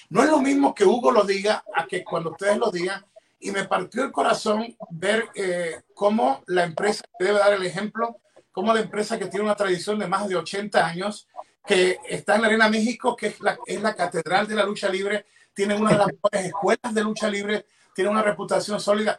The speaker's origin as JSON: {"language": "Spanish", "country": "Ecuador", "said": "en mi país, en Ecuador"}